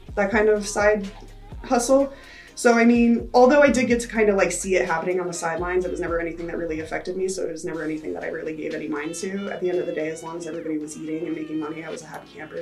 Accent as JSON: {"language": "English", "town": "New Paltz", "region": "New York", "country": "United States", "moved": "as an adult", "lives_now": "Las Vegas, United States", "said": "originally, I'm from New York. Uh, I came from like a little hippie town called New Paltz"}